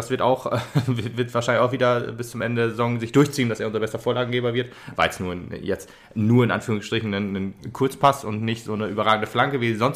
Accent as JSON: {"language": "German", "town": "Frankfurt", "region": "Hesse", "country": "Germany", "tie": "born there", "said": "sagen, ich möchte wieder zurück gen Frankfurt, sondern ich möchte halt hier bleiben, weil ich jetzt hier meine Heimat sehe und nicht mehr da, wo ich geboren wurde."}